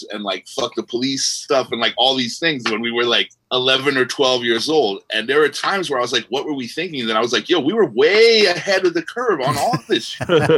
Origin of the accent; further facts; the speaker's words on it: Los Angeles, California, United States; moved away as an adult; also born or lived in New York / Ojai, California; Was born and raised